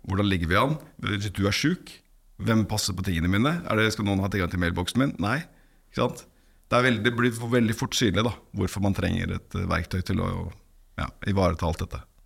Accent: Norway; Ellers er jeg norsk

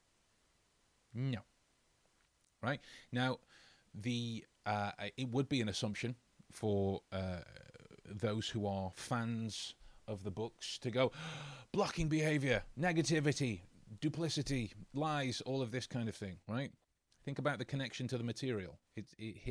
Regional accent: England, United Kingdom; as we English folks would say

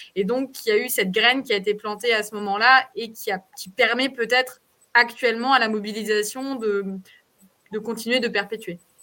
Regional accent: France; moved away; nous, en tant que Français de l'étranger et Françaises de l'étranger

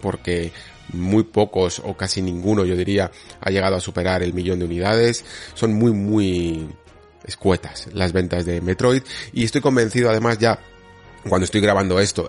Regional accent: Spain

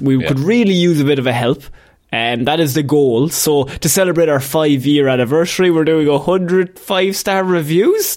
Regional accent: Ireland; as an Irishman

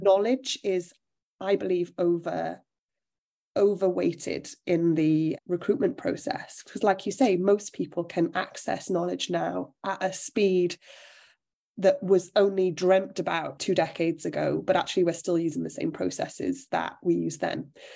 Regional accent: South Wales, United Kingdom; So I'm from South Wales, which is an area that isn't, depending on what you do, but in most career spaces isn't steeped in opportunity

